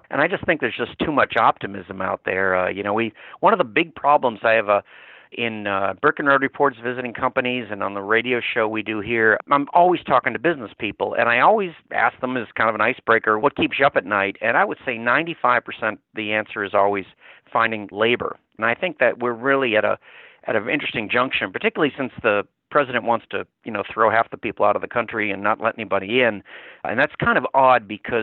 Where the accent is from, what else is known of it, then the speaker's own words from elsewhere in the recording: Massachusetts, United States; moved away as an adult; also born or lived in Louisiana; now in New Orleans, United States; raised in Massachusetts